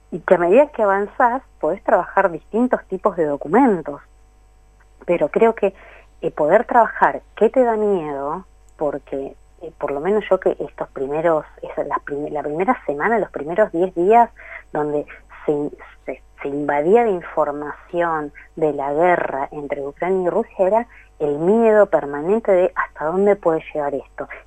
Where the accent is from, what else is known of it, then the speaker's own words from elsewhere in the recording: Buenos Aires Province, Argentina; yo soy de provincia de Buenos Aires, ¿no?